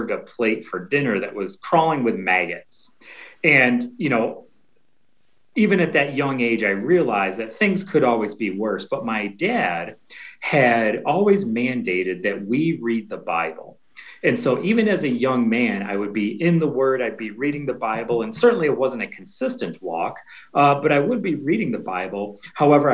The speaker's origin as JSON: {"language": "English", "town": "Rochester", "region": "New York", "country": "United States", "moved": "as an adult", "lives_now": "Cincinnati, United States", "said": "I'm from Rochester, New York, brought me down from there to Cincinnati."}